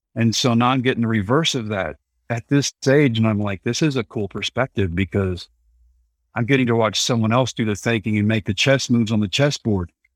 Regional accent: Texas, United States; it was my home state and my favorite ballpark, so yeah, it is close to hometown.

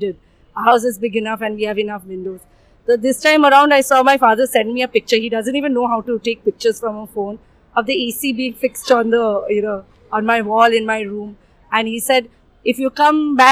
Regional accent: Kolkata, West Bengal, India; moved away as an adult; now in Mumbai, India; it's been a month that I've come to Bombay for work and I'm from Calcutta

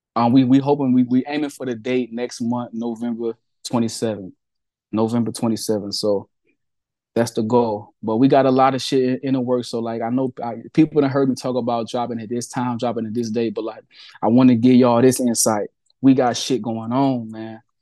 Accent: Peoria, Illinois, United States; Peoria, Illinois, my hometown

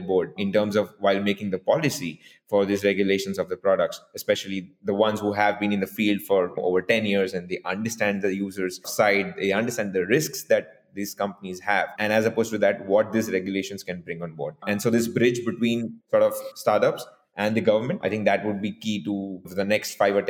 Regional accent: India; we, both my co-founder and I, we've been growing up in India since so many years

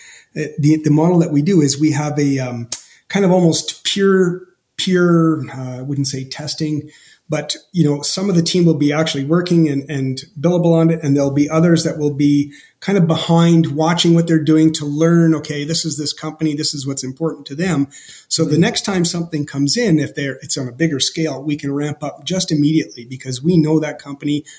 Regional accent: Canada; as a Canadian

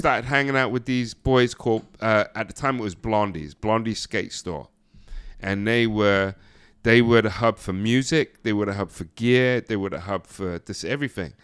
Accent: near Ipswich, East of England, United Kingdom; moved away as an adult; also born or lived in New York, United States; being in a place like that, 'cause you had London and you had Ipswich, which is right down the street

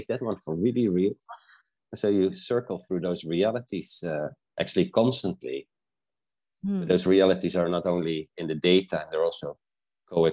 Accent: South Africa; I was born in South Africa, so I trained with the indigenous healers

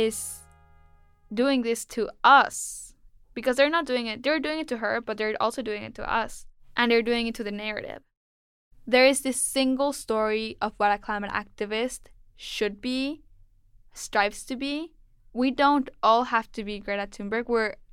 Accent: Mexico; now in New York, United States; I was born and raised in Mexico

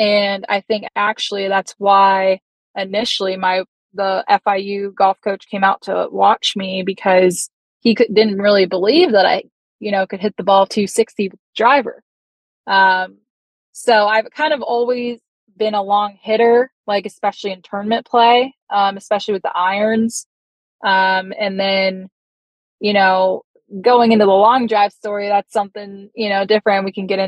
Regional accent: Hobe Sound, Florida, United States; the Hope Sound event, which is in my hometown

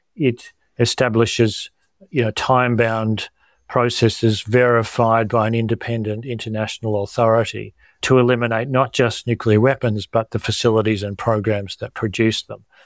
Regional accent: Australia; as Australian and health professionals

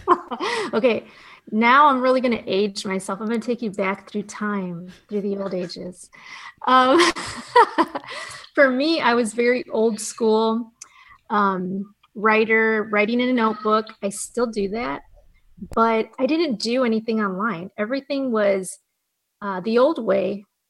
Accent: Fremont, Ohio, United States; where I grew up, it was Fremont, Ohio

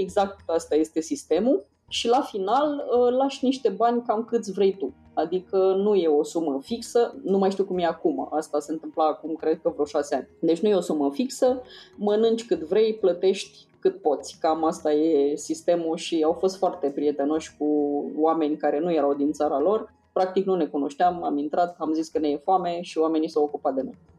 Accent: Vaslui, Vaslui County, Romania; accent: Moldavian; eu sunt din Vaslui, deci pot să vorbesc și cu accent dacă trebuie

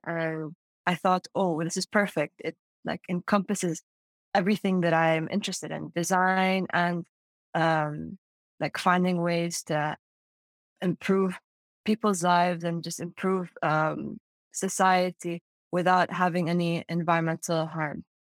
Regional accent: Amman, Amman Governorate, Jordan; moved away as an adult; now in Urbana-Champaign, United States; I grew up in Amman, Jordan. That's the capital. And I'm a Saudi citizen

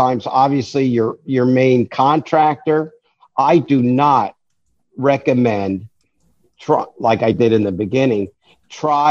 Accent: New York, United States; I'm a New Yorker

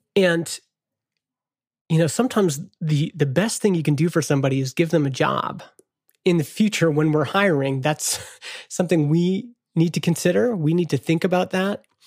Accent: Canada; I'm Canadian

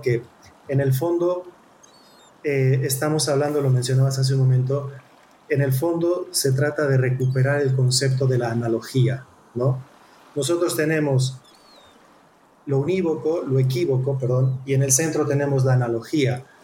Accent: Mexico; nosotros como mexicanos

